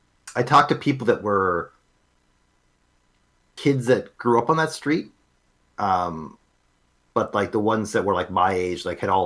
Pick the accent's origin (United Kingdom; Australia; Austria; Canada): Canada; born or raised there; moved away